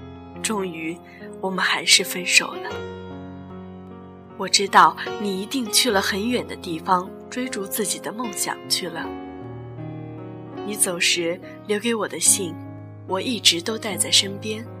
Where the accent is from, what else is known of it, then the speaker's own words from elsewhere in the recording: northern China, China; 对于我来说，我对冬天有一种情怀。也许因为我是北方人的关系，家乡每一年的冬天都会让我觉得我活在白茫茫的世界里